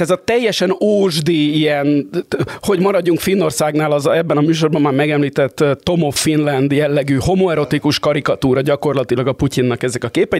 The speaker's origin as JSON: {"language": "Hungarian", "region": "Budapest", "country": "Hungary", "said": "a budapestiként"}